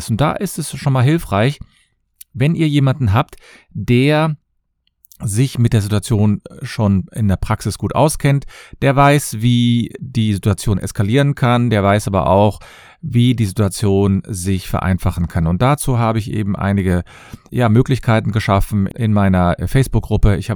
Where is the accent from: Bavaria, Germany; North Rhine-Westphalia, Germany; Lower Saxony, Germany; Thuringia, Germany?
North Rhine-Westphalia, Germany; Cologne; ich komme aus Köln und ich freue mich, dass ihr wieder dabei seid.